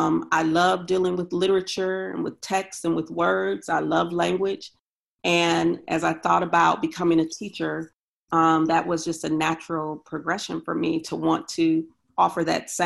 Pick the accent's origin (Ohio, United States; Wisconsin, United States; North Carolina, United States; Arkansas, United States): Wisconsin, United States; Milwaukee; now in Syracuse, United States; Wisconsin is my hometown or home state. I'm from Milwaukee, Wisconsin.